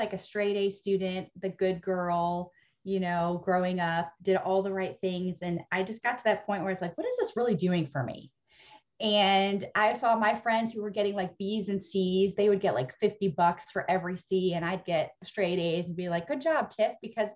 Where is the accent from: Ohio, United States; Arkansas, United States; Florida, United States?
Ohio, United States; moved away as an adult; also born or lived in Indiana; now in Texas, United States; raised in Ohio, okay. Went to college in Indiana. And have been in Texas. So half my life, Ohio, half my life, Texas